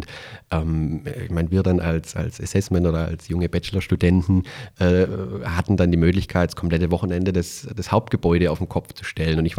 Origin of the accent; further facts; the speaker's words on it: Calw, Baden-Württemberg, Germany; hast du ja gerade schon erwähnt. Ich komme aus der Nähe von Stuttgart, aus dem äh, schönen Kalf, äh, so am Rande des Schwarzwaldes, Hermann Hesse Geburtsstadt.